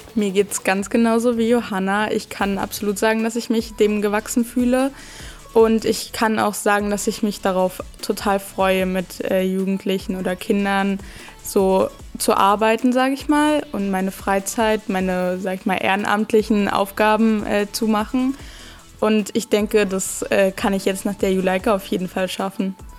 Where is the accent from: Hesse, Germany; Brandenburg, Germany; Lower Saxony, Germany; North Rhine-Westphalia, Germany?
Brandenburg, Germany; Petershagen/Eggersdorf; ich komme aus Petershagen, Eggersdorf